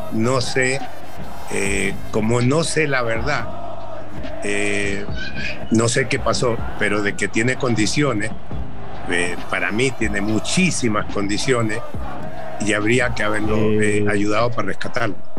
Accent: Chile; moved away as an adult; also born or lived in Mexico; debuté muy joven en mi tierra

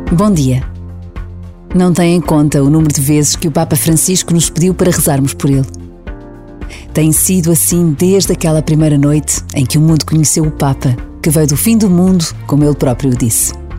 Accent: Portugal; Somos portugueses

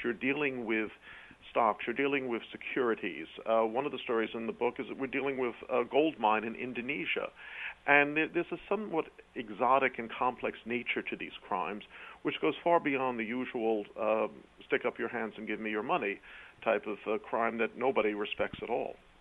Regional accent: New York City, New York, United States; accent: quasi-British; now in Connecticut, United States; I'm a British heritage, but I was born in New York City

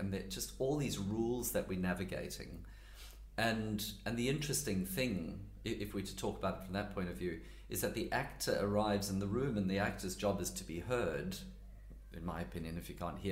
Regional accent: KwaZulu-Natal, South Africa; first language English; moved away as an adult; now in Sydney, Australia; I grew up on a farm in rural KwaZulu-Natal

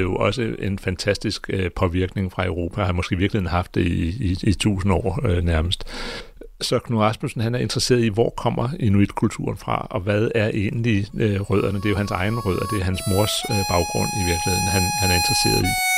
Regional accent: Greenland; Jeg er geolog, og jeg kommer fra Grønland

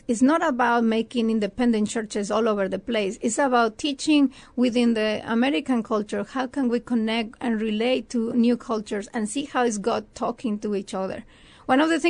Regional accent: Mexico; moved away as an adult; also born or lived in Ohio; now in San Antonio, United States; I'm from Mexico.

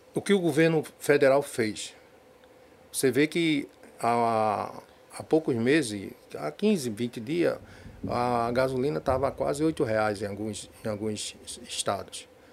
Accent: Recife, Pernambuco, Brazil; also born or lived in Olinda; now in Jaboatão dos Guararapes, Brazil; Eu sou nascido em Recife, sou, depois de muitos anos fui morar em Olinda. E depois, agora, estou morando há muito, 20 anos em Jaboatão dos Guararapes

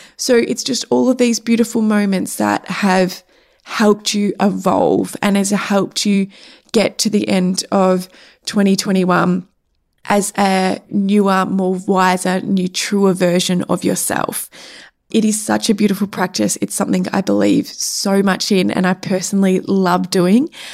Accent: Cape Paterson, Victoria, Australia; Cape Patterson, which is my hometown

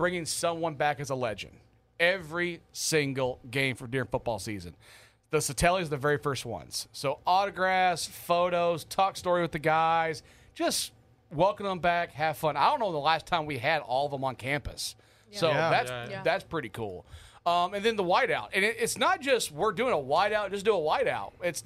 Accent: the South, United States; now in Hawaii, United States; I'm from the South

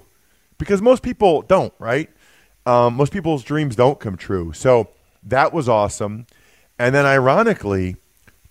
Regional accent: Reading, Pennsylvania, United States; I grew up in Reading

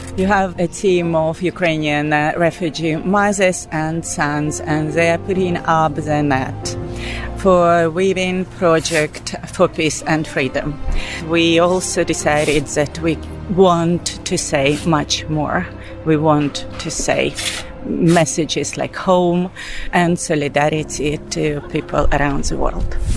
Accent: Belarus; now in Sweden; I'm from Belarus

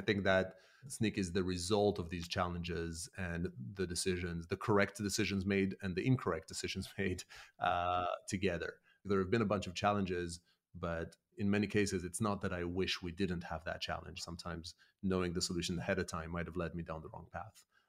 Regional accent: Israel; moved away as an adult; also born or lived in Canada; now in United Kingdom; born and raised in Israel, in an Argentinian household, and then lived a decade in Canada, and then moved to the U K, where I live now

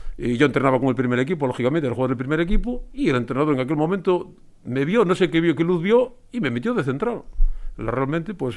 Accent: Spain; soy de Covadonga, de Barrio Covadonga

